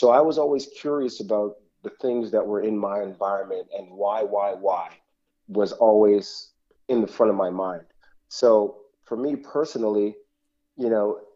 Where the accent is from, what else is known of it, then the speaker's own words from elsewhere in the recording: Toronto, Ontario, Canada; I grew up in Toronto, the West End, Etobicoke of Toronto